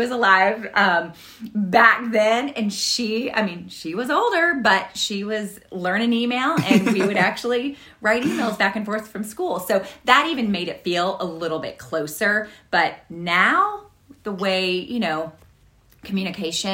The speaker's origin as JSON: {"language": "English", "region": "Kentucky", "country": "United States", "tie": "born or raised there", "also_born_or_lived": "Notre Dame, Indiana", "moved": "as an adult", "said": "So I grew up in Kentucky and I headed north"}